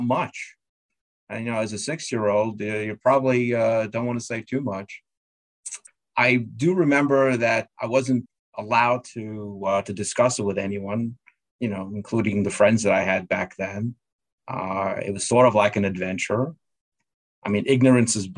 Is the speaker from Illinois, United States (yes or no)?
no; New York City, New York, United States; also born or lived in Russia / Israel / Brooklyn; I really grew up in Queens. We moved to Rego Park, and that's where I went to school, grade school, middle school, and high school.